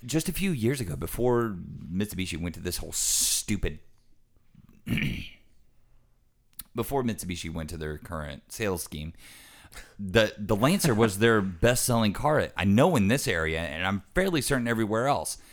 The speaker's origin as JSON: {"language": "English", "country": "United States"}